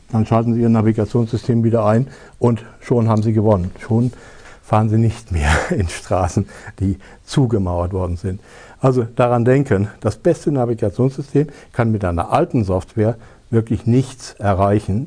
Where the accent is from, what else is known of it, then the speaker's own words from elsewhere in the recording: Germany; bei uns in Deutschland